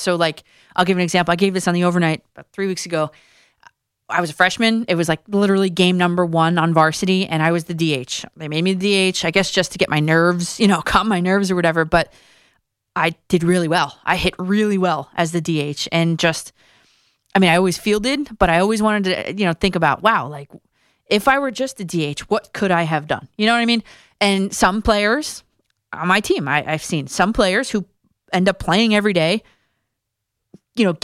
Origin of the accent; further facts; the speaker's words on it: New Jersey, United States; my home state of New Jersey